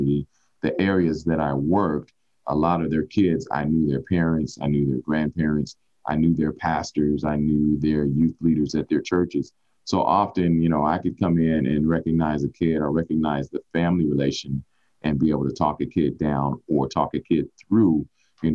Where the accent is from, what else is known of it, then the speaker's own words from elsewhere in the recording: Oakland, California, United States; moved away as an adult; now in Las Vegas, United States; growing up in Oakland, California, a lot of people don't know that I have a deep root with the Black Panthers.